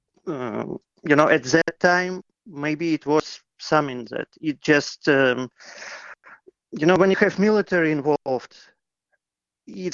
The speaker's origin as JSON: {"language": "English", "country": "Ukraine", "moved": "as an adult", "lives_now": "Vancouver, Canada", "said": "I'm originally from Ukraine. I moved to Vancouver like 15 years ago."}